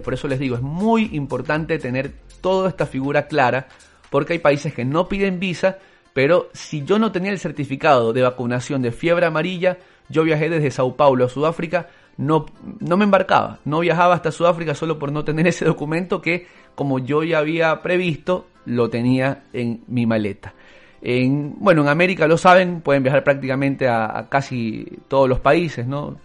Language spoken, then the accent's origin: Spanish; Ecuador; en Ecuador solo el 20% fuéramos ecuatorianos